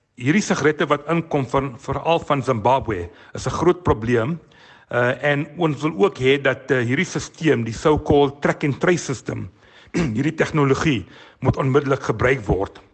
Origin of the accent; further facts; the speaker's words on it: South Africa; ons as Suid-Afrikaners